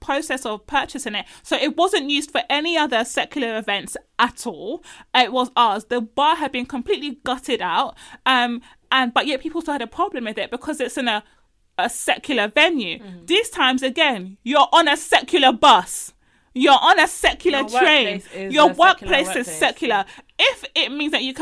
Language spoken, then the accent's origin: English; Nigeria; I'm Nigerian.